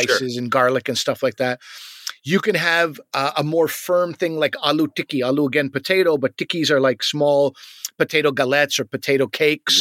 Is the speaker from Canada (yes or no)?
yes; Canada; as Canadian loser kids